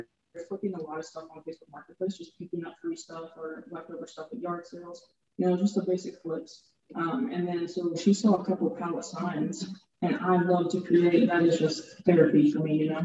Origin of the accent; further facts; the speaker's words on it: Strafford, Missouri, United States; also born or lived in Kansas City area; I'm from Stratford, a really small town right outside of Springfield, Missouri.